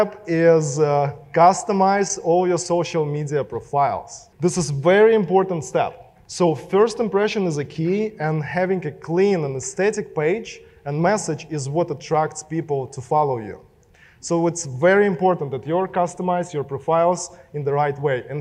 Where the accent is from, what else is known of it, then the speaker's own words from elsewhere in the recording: Russia; accent: Russian; English is a second language; moved away; my Russian accent